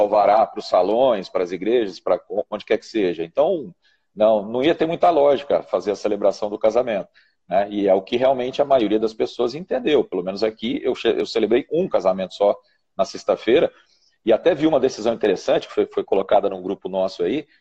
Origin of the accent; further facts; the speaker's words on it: Ribeirão Preto, São Paulo, Brazil; lá de Ribeirão Preto, minha terra querida